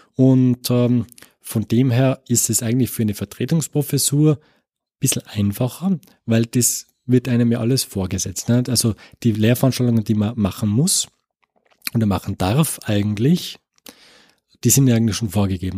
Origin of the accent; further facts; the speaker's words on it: Tyrol, Austria; moved away as an adult; also born or lived in Innsbruck; now in Paderborn, Germany; ich bin Österreicher ähm, äh, und ähm, komme aus dem, aus dem Land Tirol